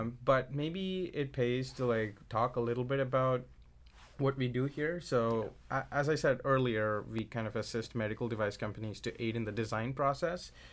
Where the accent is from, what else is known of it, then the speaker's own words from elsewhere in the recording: India; moved away; growing up in India, my mom's a doctor